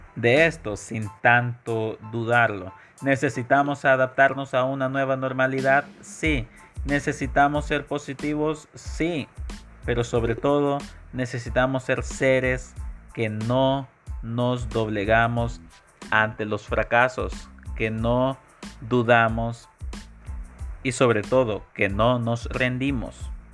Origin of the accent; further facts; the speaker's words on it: El Salvador; en mi país, El Salvador